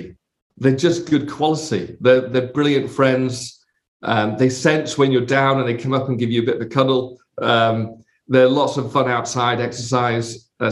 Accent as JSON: {"language": "English", "town": "Bradford", "region": "Yorkshire and the Humber", "country": "United Kingdom", "tie": "born there", "also_born_or_lived": "London", "said": "I was born in a town called Bradford in the north of England. I don't really sound like I'm from Bradford."}